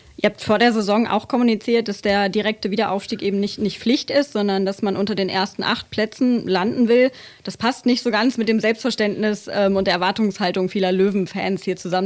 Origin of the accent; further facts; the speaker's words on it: Lower Saxony, Germany; uns Niedersachsen